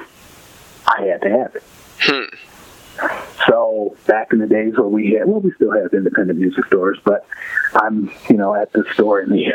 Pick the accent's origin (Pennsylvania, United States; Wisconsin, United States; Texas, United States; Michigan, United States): Michigan, United States; Detroit; I grew up in Detroit